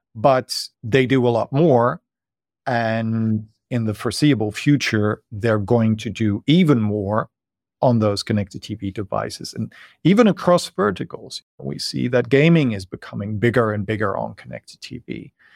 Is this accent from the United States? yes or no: no; Netherlands; moved away as an adult; now in Berlin, Germany; I moved here from the Netherlands, where I'm originally from, as a student